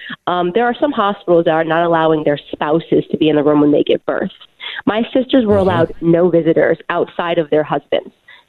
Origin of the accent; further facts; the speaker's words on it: Connecticut, United States; I just want to say I grew up in Connecticut. So I am Connecticut raised. And so incidentally, all of my family lives in Connecticut.